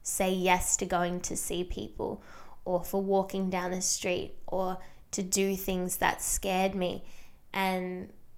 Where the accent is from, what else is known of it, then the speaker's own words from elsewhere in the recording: small town an hour from Melbourne, Victoria, Australia; being a small town girl, I have actually not left my hometown in 3 years